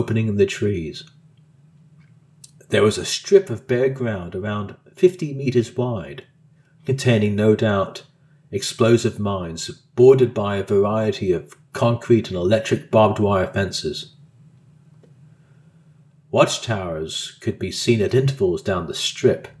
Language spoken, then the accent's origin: English; Colorado, United States; Growing up in Colorado during the 70s and early 80s, far away from any international boundaries